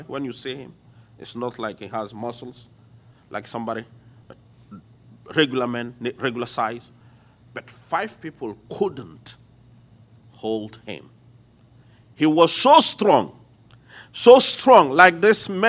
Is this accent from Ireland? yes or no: no; Lomé, Maritime, Togo; accent: French; English is a second language; moved away as an adult; also born or lived in United States; now in Lomé, Togo; One day I was teaching in my hometown, Lome